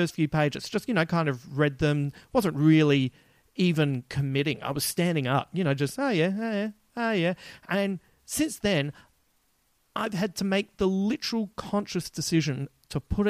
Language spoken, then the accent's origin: English; Adelaide, South Australia, Australia; accent: Adelaide; my Adelaide accent